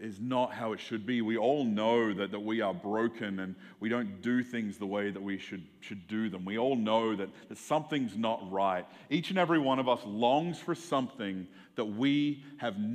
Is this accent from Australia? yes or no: yes; Australia; moved away as an adult; also born or lived in Seattle area, United States / Albuquerque, NM, United States; now in United States; I grew up in Australia, where like the sun doesn't go away for more than 2 hours for like 9 months of the year.